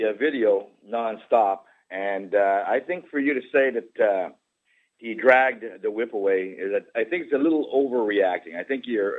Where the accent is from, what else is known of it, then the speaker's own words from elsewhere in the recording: Canada; I'm a conservative, but I'm a Canadian first.